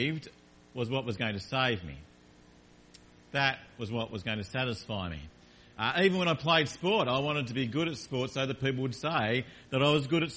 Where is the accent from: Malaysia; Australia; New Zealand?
Australia; Launceston, Tasmania; I grew up in Tasmania in a town called Launceston in a family, mum and dad and a sister